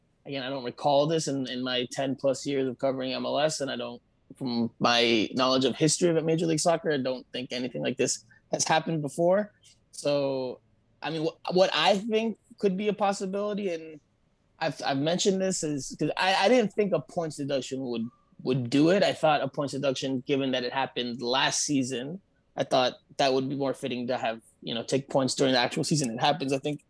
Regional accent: Florida, United States; I'm obviously born and raised in the South Florida area. I'm a proud South Floridian.

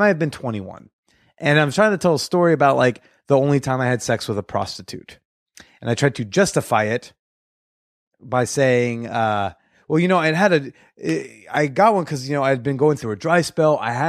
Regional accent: New Jersey, United States; I mean, I grew up like north of everything. So I never really got in touch with my Jersey roots.

